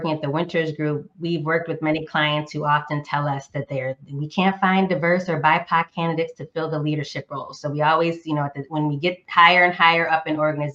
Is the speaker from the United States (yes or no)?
yes; Northeastern United States, United States; moved away; also born or lived in Southern United States; a current Southerner, but was born and raised in the Northeastern United States